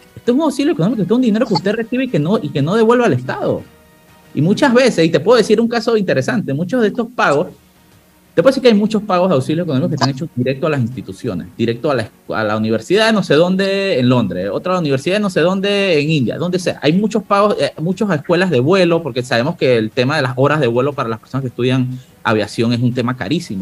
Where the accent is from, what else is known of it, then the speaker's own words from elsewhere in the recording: La Chorrera, Panamá Oeste, Panama; mi tierra, de la chorrera